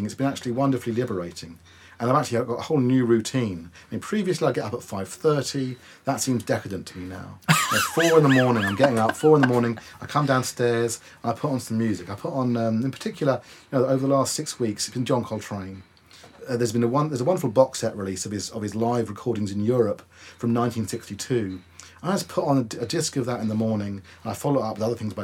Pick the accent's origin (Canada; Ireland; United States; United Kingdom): United Kingdom; Wokingham, South East England; my hometown of Wokingham.